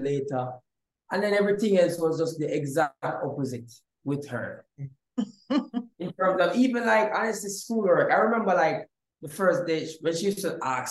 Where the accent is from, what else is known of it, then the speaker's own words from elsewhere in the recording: Jamaica; moved away as an adult; also born or lived in Florida; now in California, United States; I grew up in Jamaica, and I never moved to the States till I was 22 years old